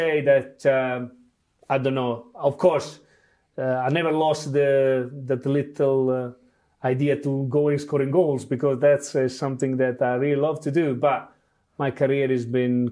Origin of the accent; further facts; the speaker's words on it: Bari, Apulia, Italy; English is a second language; moved away as an adult; that is my hometown. It's love forever. And my family is still there.